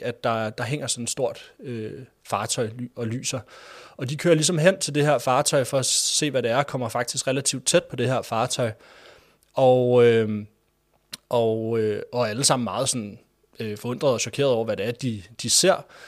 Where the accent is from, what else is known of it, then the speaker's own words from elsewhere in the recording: Denmark; also born or lived in Greenland (ancestry); jeg er fra Danmark, selvom jeg faktisk er af grønlandsk afstamning